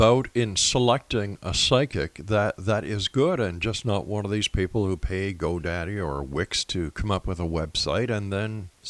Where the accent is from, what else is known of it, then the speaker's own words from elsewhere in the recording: Montreal, Quebec, Canada; moved away; I'm from Montreal originally.